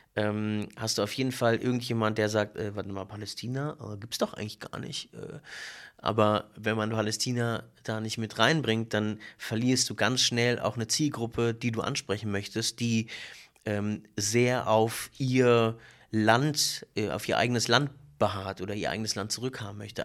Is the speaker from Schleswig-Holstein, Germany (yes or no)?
no; Berlin, Germany; ich bin Berliner und hab, äh, israelische Wurzeln